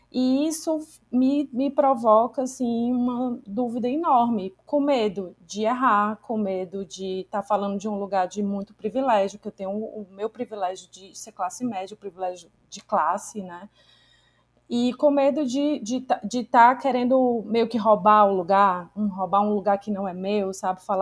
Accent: Northeast Region, Brazil; No caso, somos mulheres, somos nordestinas, mas somos brancas, né?

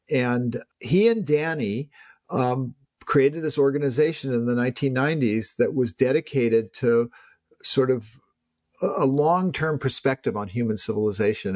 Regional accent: Palo Alto, California, United States; I'm someone who grew up in Silicon Valley. I mean, I grew up playing in the Hewlett household. I delivered newspapers to the future homes of both Larry Page and Steve Jobs in Palo Alto.

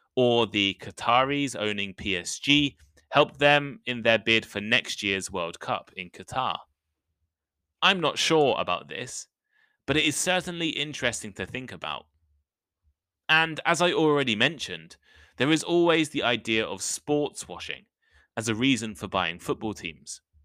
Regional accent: United Kingdom; I'm British

